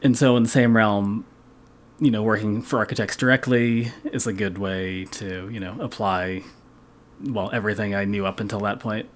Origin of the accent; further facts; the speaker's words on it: Massachusetts, United States; I'm a lifetime Massachusetts guy